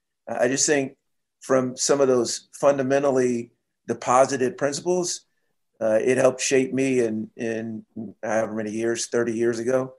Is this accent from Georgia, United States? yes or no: no; Seattle, Washington, United States; I was first working, I was from Seattle or lived in Seattle.